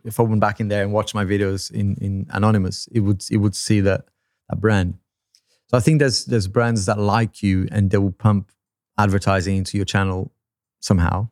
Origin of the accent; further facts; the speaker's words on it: Brazil; first language Portuguese; English is a second language; moved away; I'm from Brazil